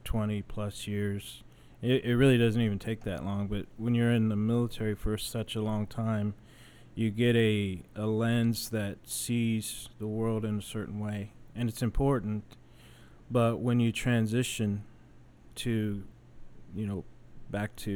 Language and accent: English; San Antonio, Texas, United States; moved away as an adult; I'm originally from San Antonio, but I spent 23 years in the Air Force